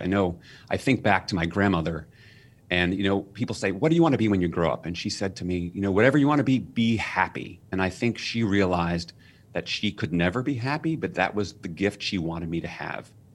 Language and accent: English; New York City, New York, United States; I was raised in New York City.